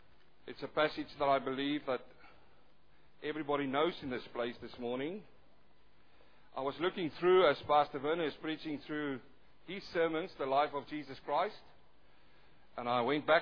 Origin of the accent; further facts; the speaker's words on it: South Africa; accent: thick South African; moved away as an adult; also born or lived in New Zealand; now in Australia; I'm a South African-born Kiwi who's now living in Australia. I've got my own accent, though some say it's really thick South African